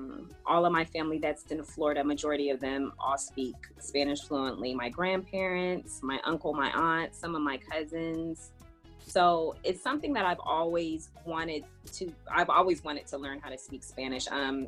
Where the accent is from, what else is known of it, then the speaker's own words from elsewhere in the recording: East of England, United Kingdom; moved away as an adult; also born or lived in Germany; now in United States; And at the age of 3 months, my dad got stationed to England, and that is where I was raised. I was raised in England on Lake and Heath Air Force Base. And I left England once I got married at the age of 25.